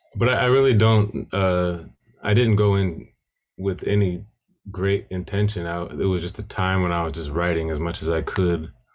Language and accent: English; Milwaukee, Wisconsin, United States; growing up in Milwaukee